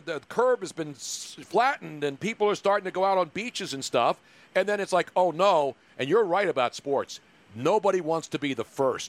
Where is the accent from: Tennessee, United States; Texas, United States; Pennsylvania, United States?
Pennsylvania, United States; Philadelphia; I'm a Philly guy